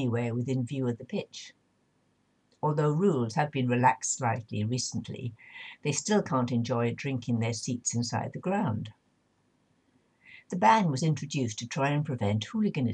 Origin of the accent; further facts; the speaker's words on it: Swansea, Wales, United Kingdom; my hometown Swansea